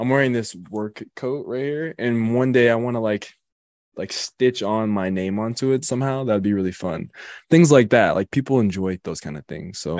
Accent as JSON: {"language": "English", "region": "Colorado", "country": "United States", "tie": "born or raised there", "also_born_or_lived": "Wisconsin", "said": "I'm, I'm from and born and raised in Colorado"}